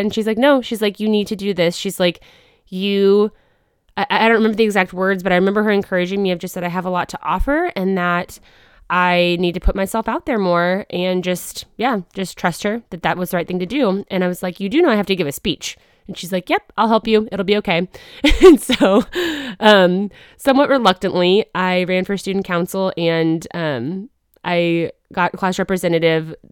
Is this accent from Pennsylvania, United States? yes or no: no; Wichita, Kansas, United States; also born or lived in Arkansas; I was born in Arkansas, but grew up in Wichita, Kansas